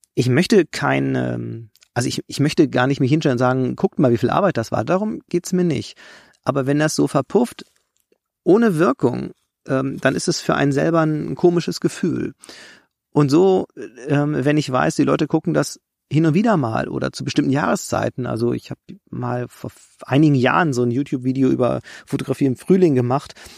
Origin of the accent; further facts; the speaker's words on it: Germany; ich komme ja aus dem Harz